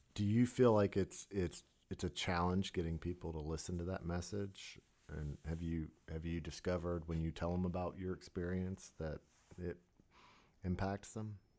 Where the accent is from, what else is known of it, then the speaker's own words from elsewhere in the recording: Florida, United States; moved away; growing up on the East Coast, you know, in Florida